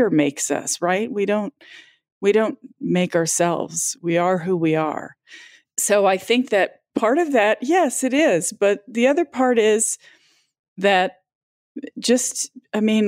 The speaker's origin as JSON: {"language": "English", "region": "Southwest", "country": "United States", "said": "I'm from the Southwest"}